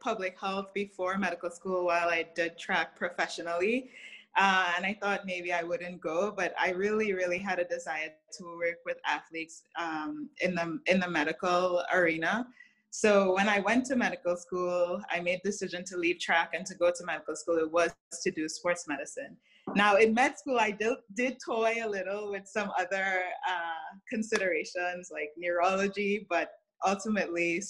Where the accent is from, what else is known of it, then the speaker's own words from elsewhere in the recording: Trinidad & Tobago; moved away as an adult; now in United States; So I grew up in Trinidad, which is a small Caribbean island.